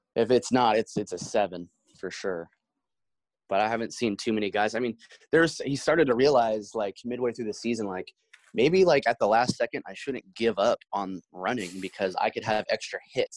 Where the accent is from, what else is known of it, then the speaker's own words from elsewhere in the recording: Portland, Oregon, United States; I'm from Portland